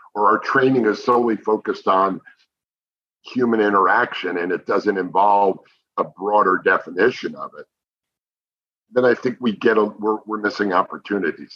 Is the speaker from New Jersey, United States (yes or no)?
yes; New Jersey, United States; now in Dallas, United States; I grew up on White Castle hamburgers oh, back yeah. in New Jersey